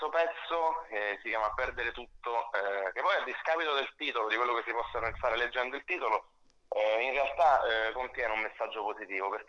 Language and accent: Italian; Salerno, Campania, Italy; also born or lived in Rome; now in Milan, Italy; Vivo, ho vissuto sette anni a Roma, mi sono spostato a Milano di recente, eh, ma vivo tra Milano e Roma. Io sono originario di Salerno